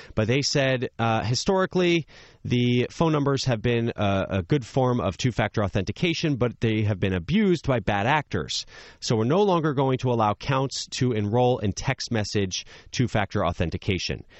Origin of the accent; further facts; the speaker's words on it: New Jersey, United States; my Friday nights growing up in New Jersey